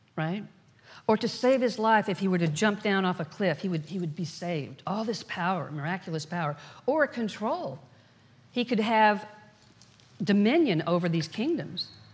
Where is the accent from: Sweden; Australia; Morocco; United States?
United States; Dallas, Texas; When I was a little girl growing up in Dallas, Texas, raised in a very conservative background